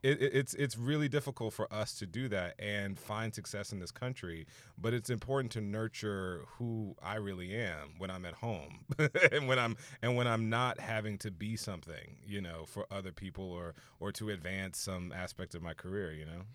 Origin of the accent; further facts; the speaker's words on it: Houston, Texas, United States; moved away as an adult; also born or lived in Orange, California; I'm from Houston